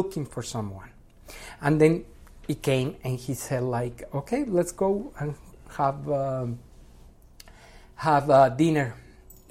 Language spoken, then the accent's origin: English; Mexico; English is a second language; moved away as an adult; now in United States; I'm from Mexico.